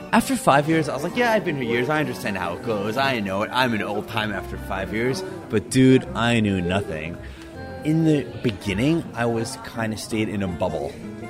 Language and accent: English; New York, United States; moved away as an adult; now in Buenos Aires, Argentina; from New York.